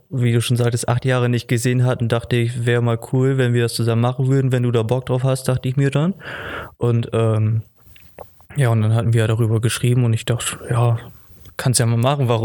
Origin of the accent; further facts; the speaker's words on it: Basel, Basel-Stadt, Switzerland; Genau, ich komme ja auch aus Basel und dann hat sich das da gut angeboten.